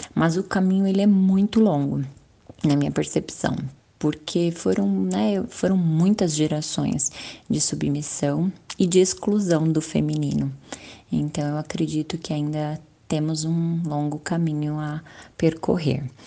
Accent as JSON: {"language": "Portuguese", "town": "Guarulhos", "region": "São Paulo", "country": "Brazil", "tie": "born or raised there", "said": "Guarulhos é a minha cidade natal"}